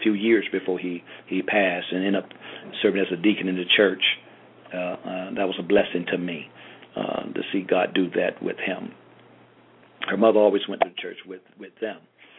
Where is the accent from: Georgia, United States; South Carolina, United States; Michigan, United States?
Georgia, United States; I grew up in Georgia, hard-working man, but he had a business mind.